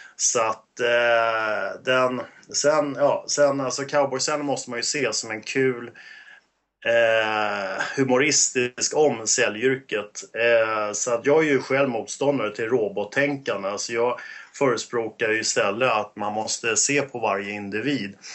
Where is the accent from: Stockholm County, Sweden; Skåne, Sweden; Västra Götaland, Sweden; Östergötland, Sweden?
Stockholm County, Sweden; Stockholm; accent: 08 (Stockholm dialect); also born or lived in Åkersberga; Jag är 08, jag är söderkis så att absolut, det reflekterar ju min Eh, 08-dialekt, så att eh, uppväxt på Söder